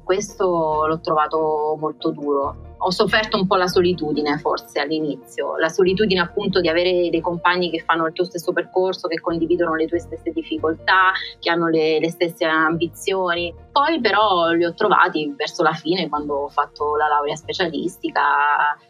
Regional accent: Locri, Calabria, Italy; moved away as an adult; also born or lived in Rome, Italy; now in Oxford, United Kingdom; io sono calabrese e ho fatto il liceo classico in un paese che si chiama Locri, in piena Magna Grecia.

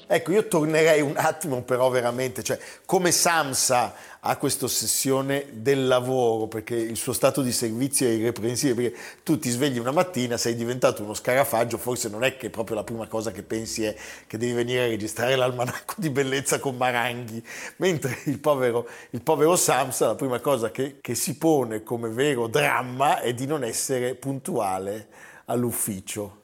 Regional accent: Milan, Lombardy, Italy; da milanese, da italiano

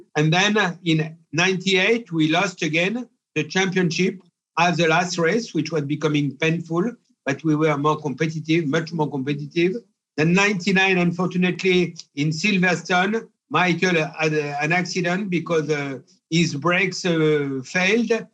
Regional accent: Pierrefort, Auvergne-Rhône-Alpes, France; I was born in Pierrefort, a little village in uh, Cantal, in the center of France.

